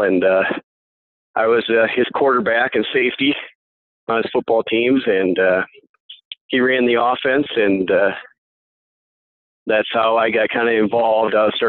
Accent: Dell Rapids, South Dakota, United States; But how I started off was I originally from Del Rapids

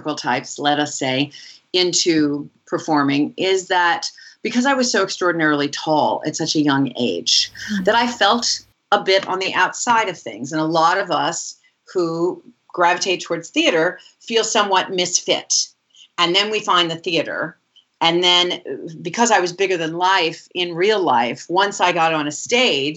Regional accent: Kingston, Pennsylvania, United States; also born or lived in Buffalo, New York; I was born in Buffalo, New York, and raised in a little town in Kingston, Pennsylvania, called Kingston, Pennsylvania

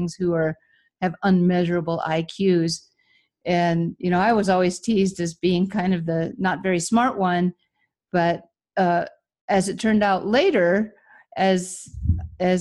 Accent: Michigan, United States; moved away as an adult; also born or lived in California; I grew up in Michigan, so I left my family and came to California

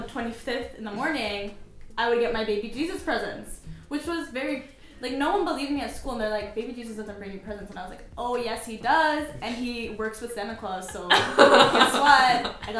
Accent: Canada; But me, personally, growing up in Canada, I had this weird hybridity of Colombian Christmas and Canadian Christmas

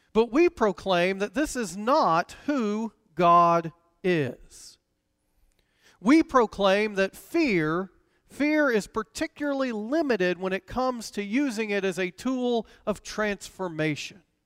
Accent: Decatur, Georgia, United States; the church I grew up in in Decatur, Georgia

